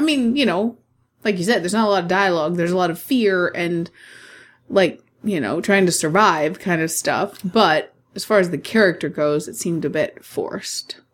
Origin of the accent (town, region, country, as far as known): United States